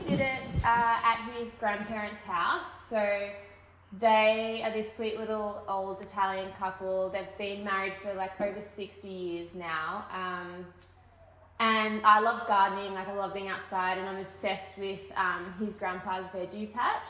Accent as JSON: {"language": "English", "town": "Melbourne", "region": "Victoria", "country": "Australia", "tie": "born or raised there", "also_born_or_lived": "Torquay, Victoria", "said": "I grew up in half in Melbourne and then moved to finish high school in Torquay"}